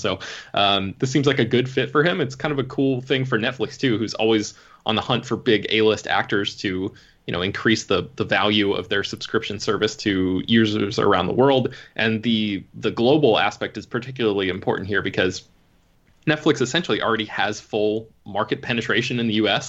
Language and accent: English; United States; I'm an American